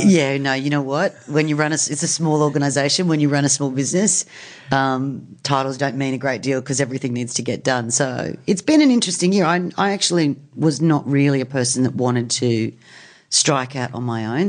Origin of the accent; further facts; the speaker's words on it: Brisbane, Queensland, Australia; moved away as an adult; also born or lived in United States; I grew up in Queensland